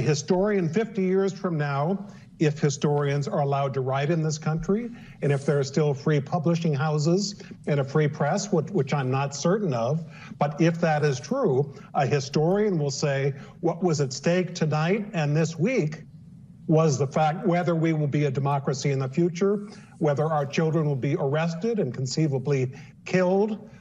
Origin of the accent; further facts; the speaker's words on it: United States; I grew up in the United States and have lived here seventy-five years